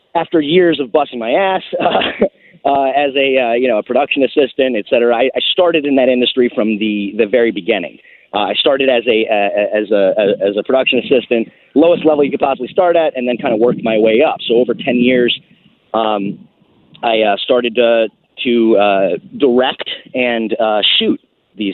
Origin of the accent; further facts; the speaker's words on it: Fort Lauderdale, Florida, United States; We grew up in Fort Lauderdale, Florida, and Port Everglades there